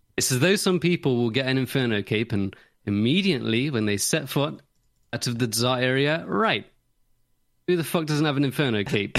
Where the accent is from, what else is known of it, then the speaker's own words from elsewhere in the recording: Nottingham, East Midlands, United Kingdom; I'm from Nottingham